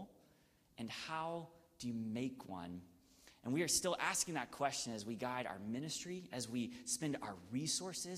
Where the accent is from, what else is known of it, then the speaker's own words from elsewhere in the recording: Gainesville, Georgia, United States; My hometown is called Gainesville, Georgia.